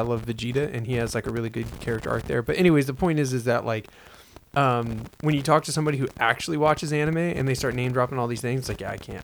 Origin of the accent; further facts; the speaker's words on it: United States; I'm American and I speak English